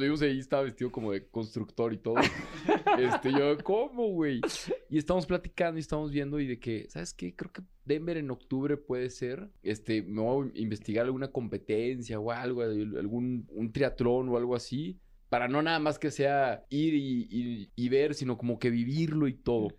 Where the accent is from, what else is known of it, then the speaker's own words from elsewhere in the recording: Torreón, Coahuila, Mexico; yo soy del desierto, yo soy de Torreón